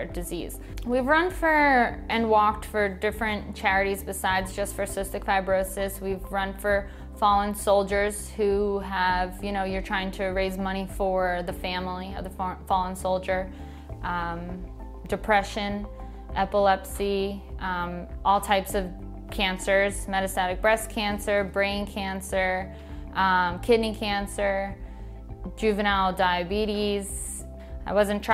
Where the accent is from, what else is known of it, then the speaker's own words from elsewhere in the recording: Shoreham, New York, United States; also born or lived in Wading River, New York / Massachusetts / Louisville, Kentucky; I grew up in Shoreham, went to Shoreham Wading River High School